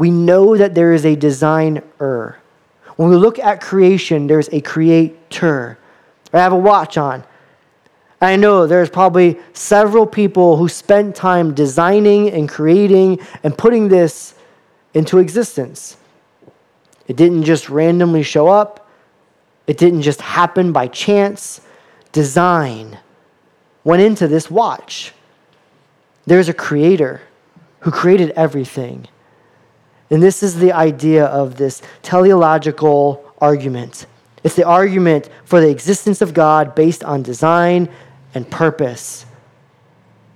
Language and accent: English; Florida, United States; I grew up in Florida and I lived about 10 minutes from the beach